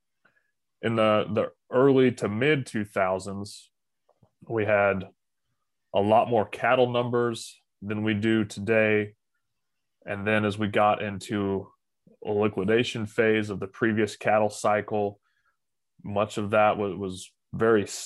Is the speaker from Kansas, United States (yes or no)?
yes; Phillipsburg, Kansas, United States; So I grew up in Phillipsburg, Kansas, which is in northwest or north